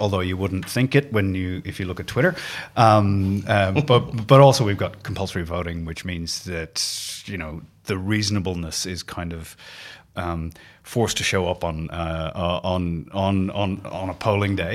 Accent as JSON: {"language": "English", "country": "Ireland", "moved": "yes", "lives_now": "Australia", "said": "being Irish"}